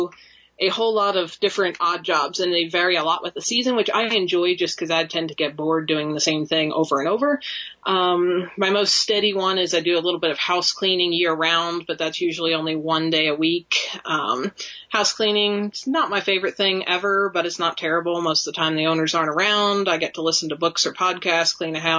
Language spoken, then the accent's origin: English; South Central Pennsylvania, United States; moved away as an adult; now in Wyoming, United States; I grew up in Pennsylvania as well, in kind of South Central PA